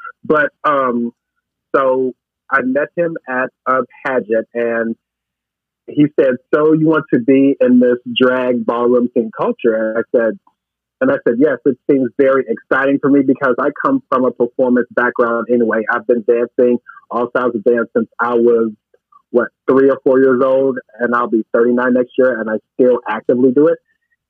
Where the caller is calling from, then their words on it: Chicago, Illinois, United States; I am in my kitchen, got some chili in the crock pot, and I am calling from South Loop.